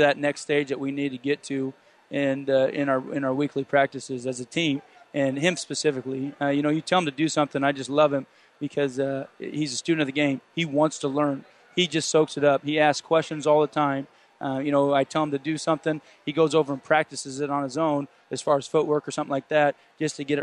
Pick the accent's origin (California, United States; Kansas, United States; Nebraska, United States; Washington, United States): Nebraska, United States; Ravenna; now in Kearney, United States; My heart's at my hometown